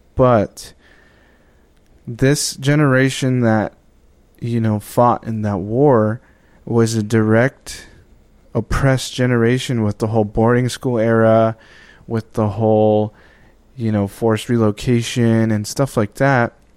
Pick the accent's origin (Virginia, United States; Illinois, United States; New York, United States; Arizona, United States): Arizona, United States; moved away; I'm from Arizona. Uh, originally from the Navajo Reservation